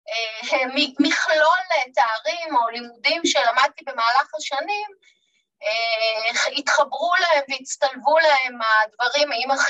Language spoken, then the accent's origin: Hebrew; Jerusalem, Jerusalem District, Israel; כילדה בשכונה בירושלים